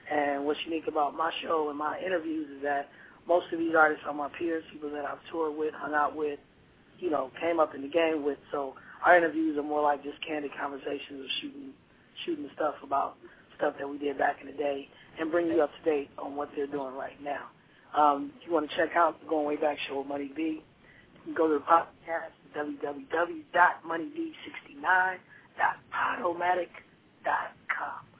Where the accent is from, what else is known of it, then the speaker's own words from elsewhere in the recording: Philadelphia, Pennsylvania, United States; moved away; I'm originally from Philadelphia, and that's where all my family is.